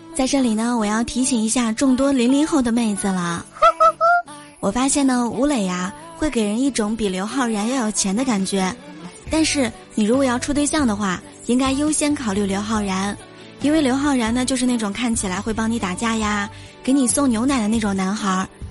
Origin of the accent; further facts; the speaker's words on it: Shanxi, China; now in Qingdao, China; 在我的老家最出名的应该是刀削面了，因为山西是面食之乡嘛